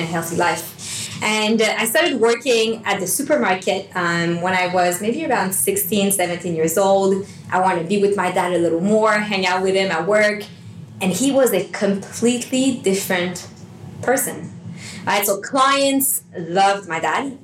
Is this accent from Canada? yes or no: yes; Montreal, Quebec, Canada; moved away as an adult; now in Sydney, Australia; I'm from Montreal. Uh, my fiance and I moved to Sydney about six years ago now